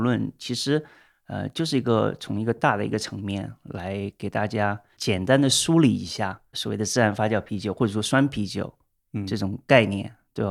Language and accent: Chinese; China; moved away; 我们中国人